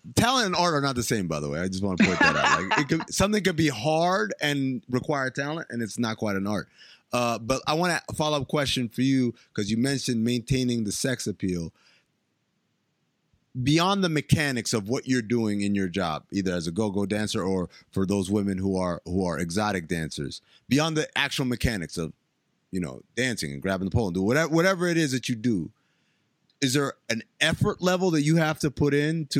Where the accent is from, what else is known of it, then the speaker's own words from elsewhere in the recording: New York City, New York, United States; I'm from New York City.